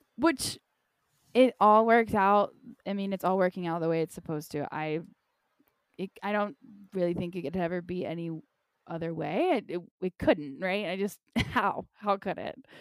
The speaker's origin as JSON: {"language": "English", "region": "North Carolina", "country": "United States", "tie": "born or raised there", "also_born_or_lived": "Costa Rica", "moved": "yes", "said": "Growing up in North Carolina, in a nutshell, I had a really hard time growing up."}